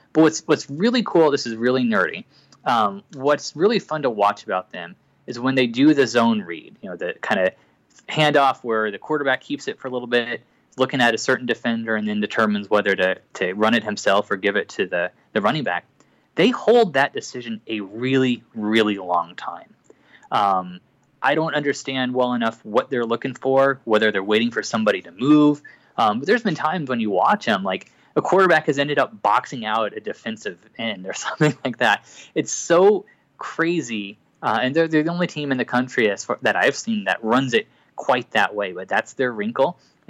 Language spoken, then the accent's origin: English; Big Ten country, Midwest, United States; moved away; when I grew up in Big Ten country